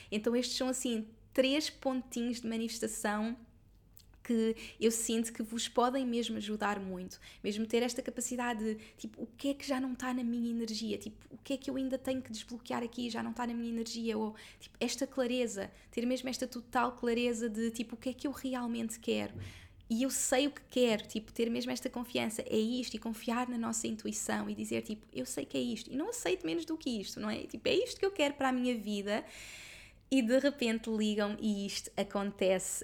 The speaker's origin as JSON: {"language": "Portuguese", "region": "Lisbon area", "country": "Portugal", "tie": "born or raised there", "said": "nesta zona onde eu sempre vivi, porque eu sempre vivi na mesma zona. Esta casa é tipo a dois minutos da casa dos meus pais"}